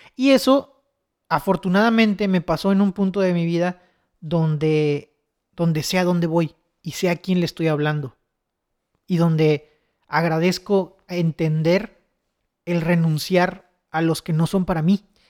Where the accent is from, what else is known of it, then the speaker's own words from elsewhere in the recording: Chetumal, Quintana Roo, Mexico; soy de Chetumal